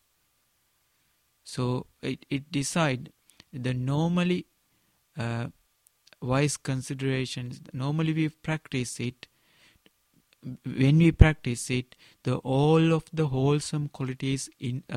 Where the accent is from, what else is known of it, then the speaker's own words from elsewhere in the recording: Sri Lanka; first language Sinhala; English is a second language; in my mother language in Sinhala